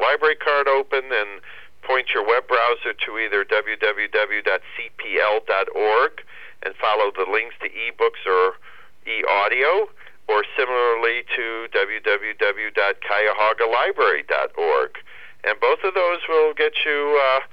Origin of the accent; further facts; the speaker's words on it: Cleveland, Ohio, United States; I'm born and raised and proud of my hometown